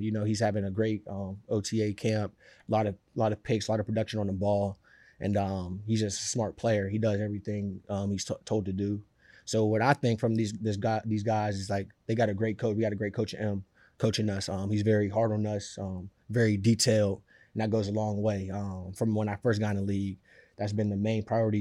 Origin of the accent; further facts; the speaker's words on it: Pittsburgh, Pennsylvania, United States; now in New York, United States; I'm from Pittsburgh